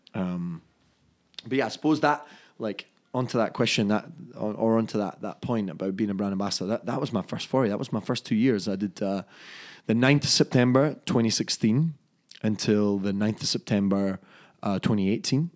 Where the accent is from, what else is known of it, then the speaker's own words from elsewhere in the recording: Dunfermline, Scotland, United Kingdom; my hometown in Scotland of Dunfermline